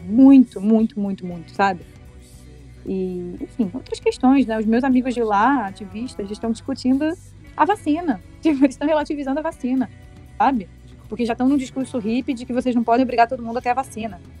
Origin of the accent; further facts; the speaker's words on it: Brazil; moved away as an adult; Eu sou brasileiro